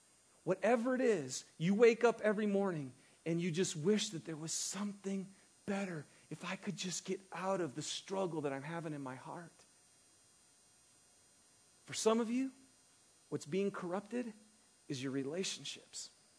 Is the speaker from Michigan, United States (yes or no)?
yes; Michigan, United States; moved away; I grew up in Michigan. And winters are, you know, they're good here, but they're really good back in Michigan. And I also grew up in a small town that was a bedroom community for all the factories